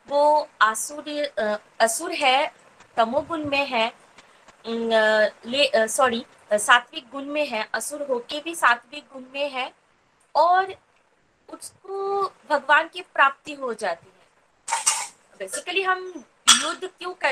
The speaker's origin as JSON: {"language": "Hindi", "region": "West Bengal", "country": "India", "said": "और मैं वेस्ट बंगाल से बिलोंग करती हूँ"}